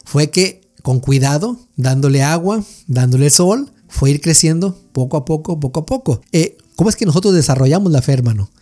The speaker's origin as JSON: {"language": "Spanish", "country": "Mexico", "said": "nosotros como mexicanos"}